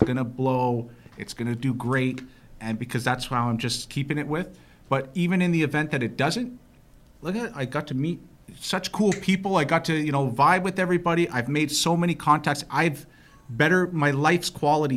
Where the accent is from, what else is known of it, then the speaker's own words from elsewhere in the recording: Mount Forest, Ontario, Canada; also born or lived in Wingham, Ontario / Georgetown, Ontario; I was born and raised in Wingham, Ontario, a little tiny town out in nowhere. Grew up in Mount Forest